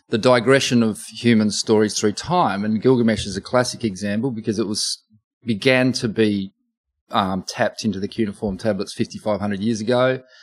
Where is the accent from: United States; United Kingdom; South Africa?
United Kingdom; Oxford, South East England; now in Australia; I was born in England. I was born on the grounds mm. of hmm. Oxford University.